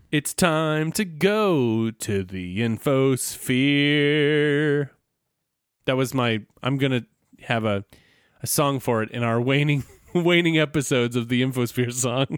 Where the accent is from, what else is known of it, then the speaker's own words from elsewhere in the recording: the South, United States; I'm from the South.